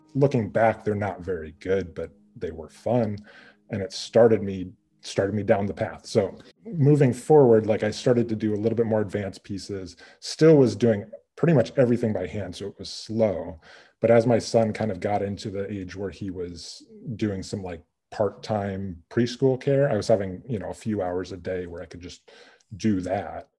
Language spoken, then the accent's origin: English; Midwest, United States; moved away as an adult; also born or lived in Montana; I'm originally from the Midwest